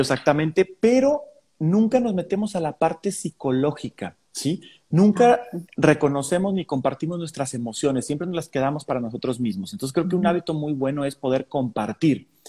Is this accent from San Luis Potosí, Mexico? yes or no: yes; San Luis Potosí, Mexico; soy de San Luis Potosí